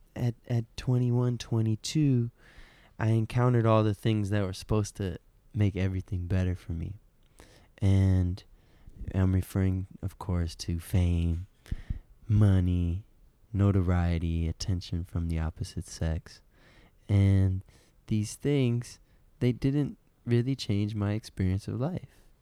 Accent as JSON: {"language": "English", "town": "Detroit", "region": "Michigan", "country": "United States", "moved": "yes", "said": "I'm from Detroit, Michigan originally"}